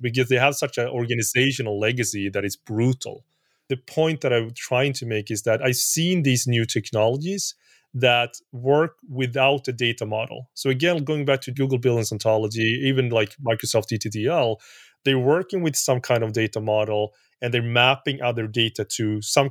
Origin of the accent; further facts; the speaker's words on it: Sweden; I'm from Sweden